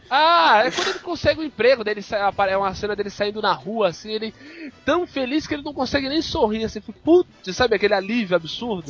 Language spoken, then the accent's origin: Portuguese; Brazil; also born or lived in Santos; a gente como brasileiro